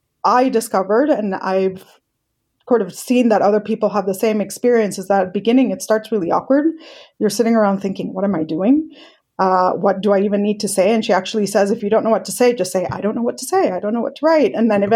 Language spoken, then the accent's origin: English; Colombia; also born or lived in Mexico / Hong Kong; now in United States; Indian descent. I was born in Mexico, grew up in Colombia. I've lived in Hong Kong. Now I live in the US.